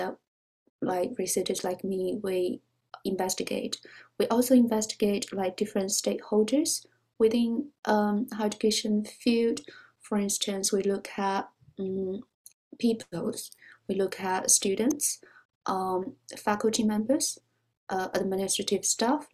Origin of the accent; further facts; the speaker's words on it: China; moved away as an adult; also born or lived in Beijing, China; now in Oxford, United Kingdom; I was born in China and was educated there